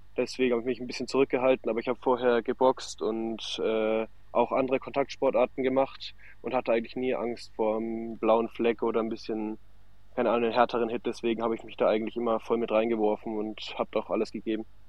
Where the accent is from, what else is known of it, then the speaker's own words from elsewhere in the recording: near Nuremberg, Bavaria, Germany; ich komme aus der Nähe von Nürnberg